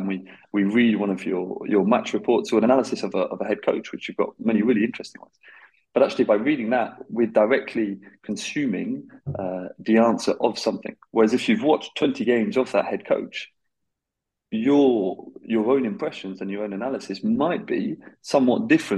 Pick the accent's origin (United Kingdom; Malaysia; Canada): United Kingdom; now in Belgium; being British